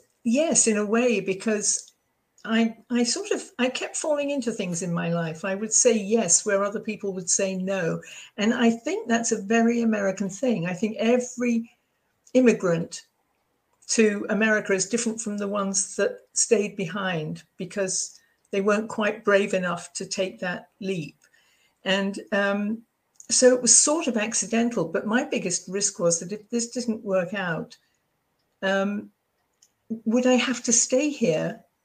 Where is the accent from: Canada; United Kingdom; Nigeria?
United Kingdom; accent: old school Brits; moved away as an adult; now in United States; I'm British.